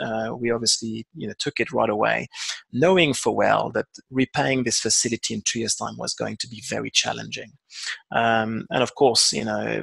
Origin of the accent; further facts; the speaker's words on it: France; moved away as an adult; also born or lived in London; now in South Africa; being obviously a Frenchman myself